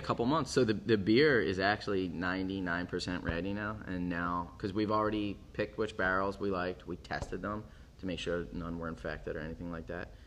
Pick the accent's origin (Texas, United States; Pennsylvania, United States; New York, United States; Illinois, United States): Pennsylvania, United States; Philadelphia; moved away as an adult; now in Portland, United States; I grew up in Philly, and you know, moved out here ten years ago